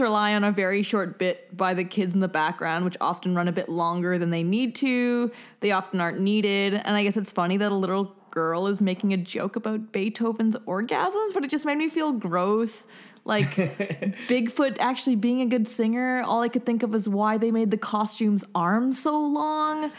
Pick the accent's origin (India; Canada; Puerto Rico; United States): Canada; moved away